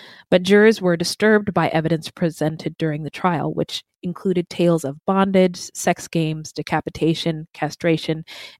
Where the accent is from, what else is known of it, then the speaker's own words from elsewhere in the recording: California, United States; And I'm from California, and my impression of Costa Mesa is it is a very also mostly white town.